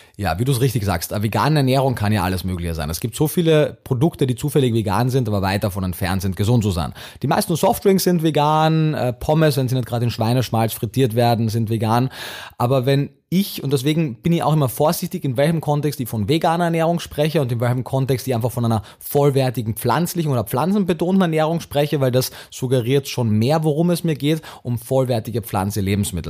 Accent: Austria; also born or lived in Vienna; bin ja Österreicher

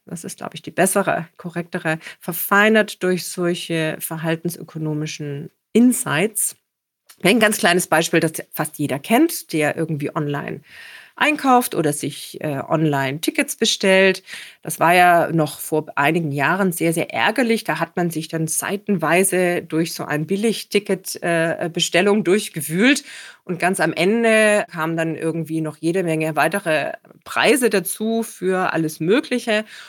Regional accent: Stuttgart, Baden-Württemberg, Germany; moved away; also born or lived in Copenhagen; in meiner Heimatstadt Stuttgart, in der ich immer noch viel Zeit verbringe

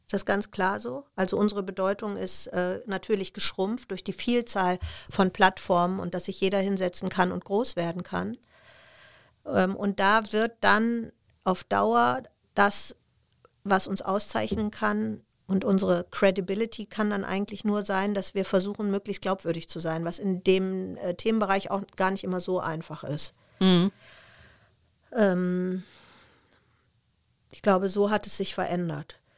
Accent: Essen, North Rhine-Westphalia, Germany; damals äh, Familie aus Sri Lanka, die in Essen, wo ich herkomme, in, in so einem Heim lebte.

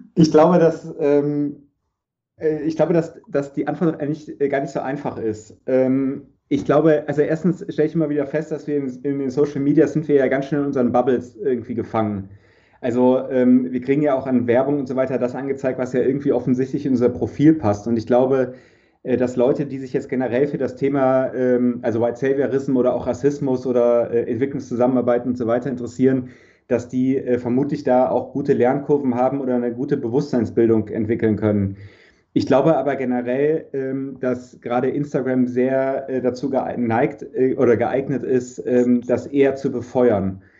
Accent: Germany; als Deutscher

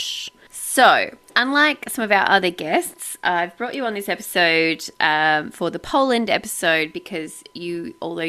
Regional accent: Australia; I was born in Australia, raised in Australia

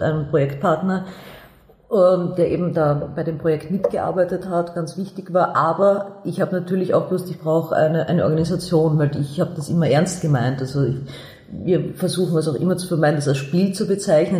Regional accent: Vienna, Austria; ich bin aus Wien, ich bin aus der hm. Josefstadt, ich lebe noch immer in der Josefstadt

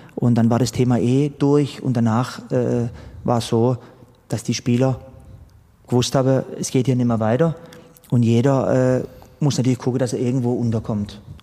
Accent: Sternenfels, Baden-Württemberg, Germany; moved away as an adult; also born or lived in Pforzheim / Heilbronn; Angefangen hat alles in meinem Wohnort Sternenfels. Mhm das war so der Enzkreis, Kreis Pforzheim. Da bin ich aufgewachsen

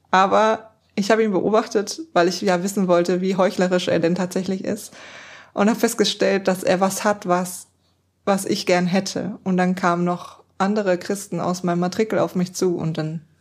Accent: East Germany, Germany; ich komme aus einem nicht christlichen Elternhaus und ich komme auch aus Ostdeutschland, das heißt aus einer Ecke, die ihn mit Gott einfach gar nichts am Hut hat.

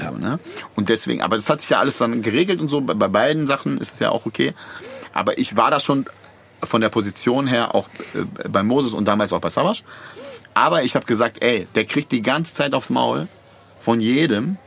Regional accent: Bad Pyrmont, Lower Saxony, Germany; das Tropicana war der Club in Bad Pyrmont, wo ich aufgewachsen bin

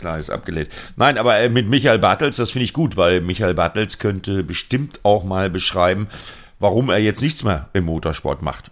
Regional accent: Sauerland, North Rhine-Westphalia, Germany; meine Heimat, Sauerland, äh, Altena, Plettenberg, Verdol

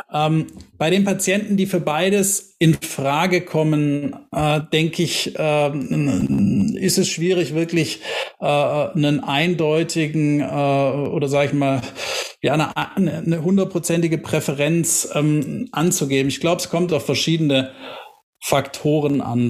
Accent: Tübingen, Baden-Württemberg, Germany; bin gebürtiger Tübinger, bin Schwabe

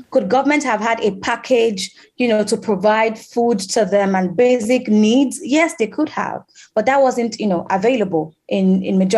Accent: Cali, Valle del Cauca, Colombia; German is a second language; ich komme aus Kalikolumbien. Ich bin in einem kleinen Dorf aufgewachsen, wo die Kinder und Jugendlichen kaum Zugang zu guter Bildung und beruflichen Möglichkeiten haben.

